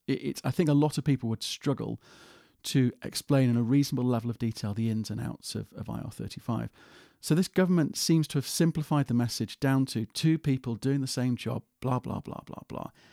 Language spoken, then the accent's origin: English; United Kingdom; as a Brit